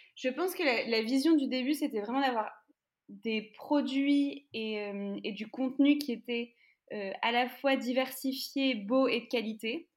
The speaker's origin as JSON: {"language": "French", "country": "France", "said": "nous, en France"}